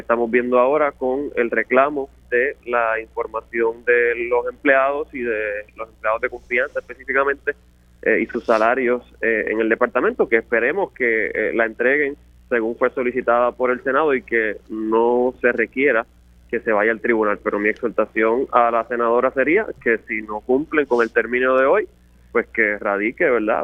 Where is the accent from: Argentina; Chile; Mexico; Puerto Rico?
Puerto Rico; Toa Baja; mi pueblo de Tua Baja